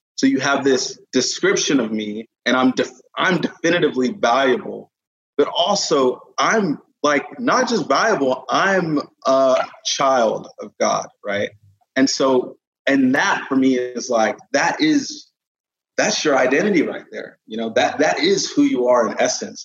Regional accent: Katy, Texas, United States; also born or lived in United Kingdom; now in Dallas, United States; was born in the UK, moved to Katy when I was like seven. Um, grew up in so Katy, Houston

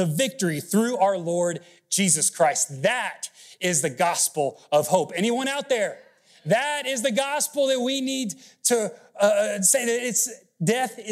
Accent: Miami, Florida, United States; moved away; also born or lived in Texas State University; I grew up in Miami, and so my Cuban rolls like this.

